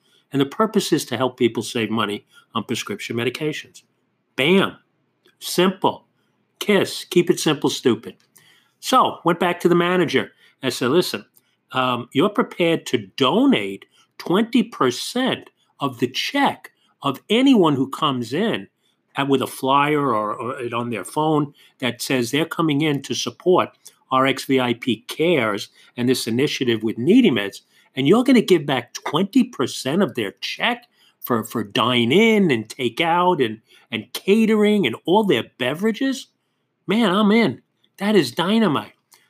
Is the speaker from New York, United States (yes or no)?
yes; New York City, New York, United States; when I grew up in Queens and there was Angelo's across the street from my house.